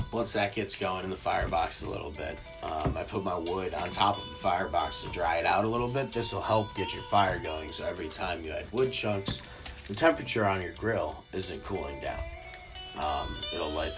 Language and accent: English; Georgia, United States; now in Chicago, United States; I grew up in Georgia, and when I was there, developed a love for barbecue